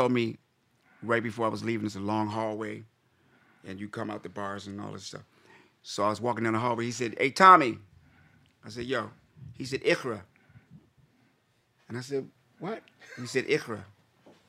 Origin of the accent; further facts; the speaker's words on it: Midwest, United States; moved away; also born or lived in Washington, D.C. / Silver Spring, Maryland; I grew up on farms in the Midwest.